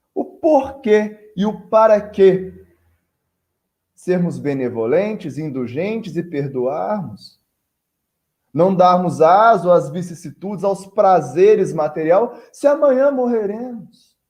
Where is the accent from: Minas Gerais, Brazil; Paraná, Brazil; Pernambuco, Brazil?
Minas Gerais, Brazil; Barbacena; now in Conselheiro Lafaiete, Brazil; Barbacena é minha cidade natal